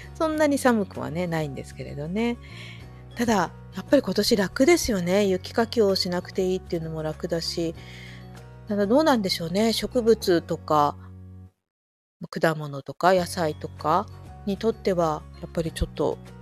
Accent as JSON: {"language": "Japanese", "region": "Saitama", "country": "Japan", "tie": "born or raised there", "moved": "yes", "lives_now": "Fukushima, Japan", "said": "で私は埼玉で育ったんですけれど"}